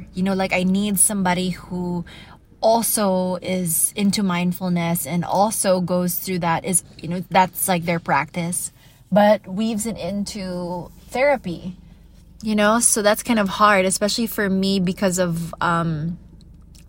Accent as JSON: {"language": "English", "country": "United States", "tie": "born or raised there", "moved": "yes", "lives_now": "Iloilo City, Philippines", "said": "I grew up in the States"}